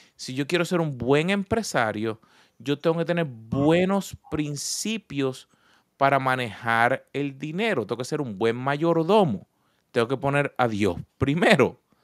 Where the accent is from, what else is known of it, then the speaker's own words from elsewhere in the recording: Puerto Rico; moved away; yo vengo de Puerto Rico. Así que mi acento sale en español, en inglés y en portugués